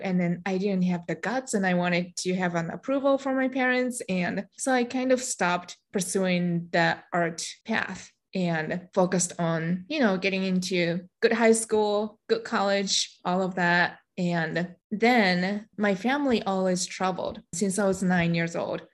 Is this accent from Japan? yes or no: yes; Japan; first language Japanese; English is a second language; moved away as an adult; also born or lived in Michigan, United States; now in United States; I'm Japanese. I was born and raised in Japan. About half of my life, I lived there. And when I turned 21, I came to the United States